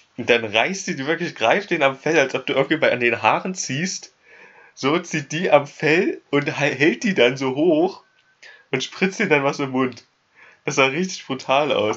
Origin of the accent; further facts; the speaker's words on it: Germany; moved away; ich bin Deutscher